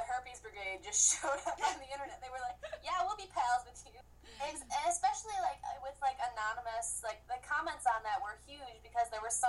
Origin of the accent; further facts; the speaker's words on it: Midwest, United States; I'm from the Midwest